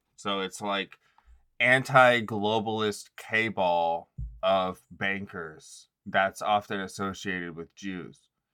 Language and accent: English; United States